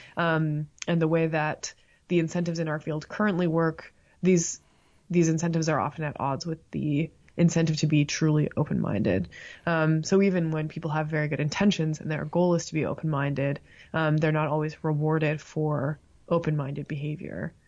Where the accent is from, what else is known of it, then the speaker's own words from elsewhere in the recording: Toronto, Ontario, Canada; moved away as an adult; now in Tuscaloosa, United States; I grew up in Toronto, or at the time it was Scarborough